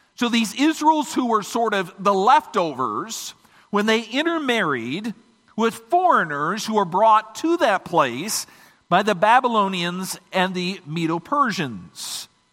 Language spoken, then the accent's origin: English; Michigan, United States